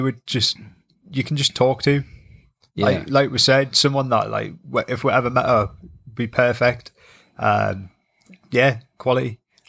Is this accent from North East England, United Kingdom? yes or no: yes; North East England, United Kingdom; just two lads from the northeast of England